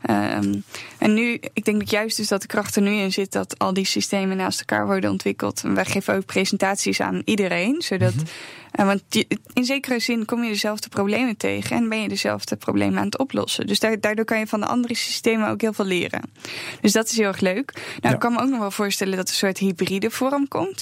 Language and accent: Dutch; Netherlands; wij zijn Nederlanders.